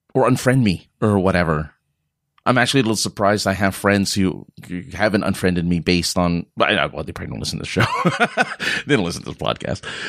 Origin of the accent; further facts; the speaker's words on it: California, United States; being a Californian